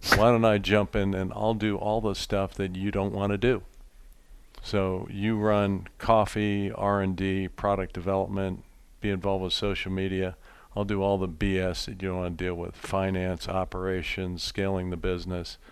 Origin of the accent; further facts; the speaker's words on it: Philadelphia, Pennsylvania, United States; Growing up in Pennsylvania, did a lot of bird hunting